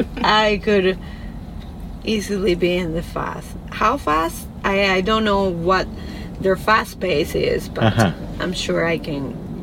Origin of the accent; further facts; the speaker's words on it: Venezuela; I'm from Venezuela.